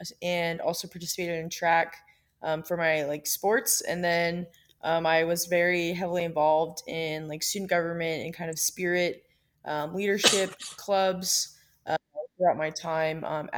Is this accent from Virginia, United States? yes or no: yes; Virginia Beach, Virginia, United States; growing up in Virginia Beach